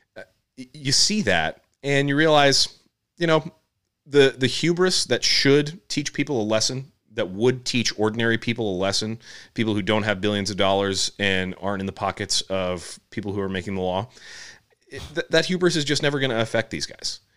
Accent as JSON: {"language": "English", "country": "United States", "said": "as an American"}